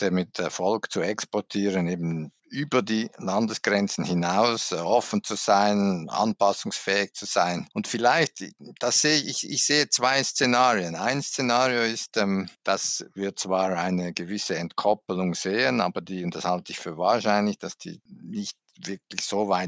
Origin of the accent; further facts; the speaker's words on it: Switzerland; als Schweizer sagen kann, was er genau